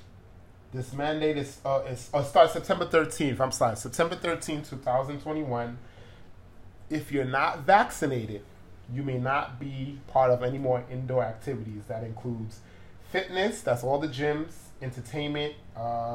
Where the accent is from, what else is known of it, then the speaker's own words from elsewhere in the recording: New York City, New York, United States; it's based on our hometown of New York City. We're both Brooklynites.